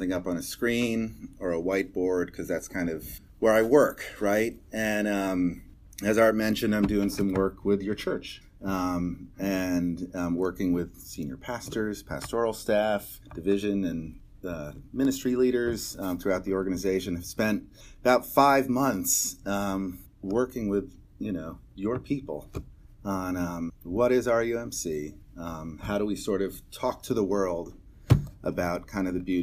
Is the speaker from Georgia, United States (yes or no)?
no; Connecticut, United States; I'm from Connecticut. My dad was a car dealer. My mom was a housewife